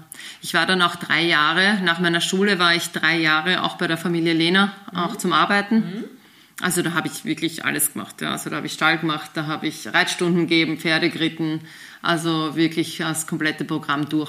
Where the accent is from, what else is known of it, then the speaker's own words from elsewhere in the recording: Austria; und haben uns dann eben einen Trainer gesucht. auch bei uns in Österreich